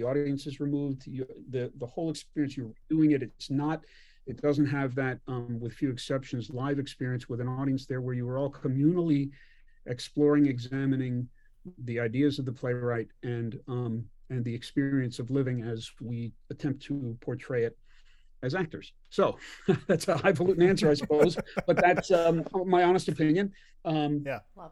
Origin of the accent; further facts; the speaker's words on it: Philadelphia, Pennsylvania, United States; I grew up in Philadelphia and in the suburbs of Philadelphia